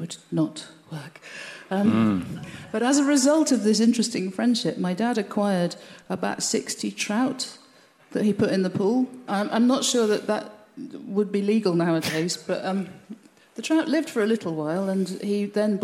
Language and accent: English; Birmingham, West Midlands, United Kingdom; now in Cornwall, United Kingdom; as a child growing up in Birmingham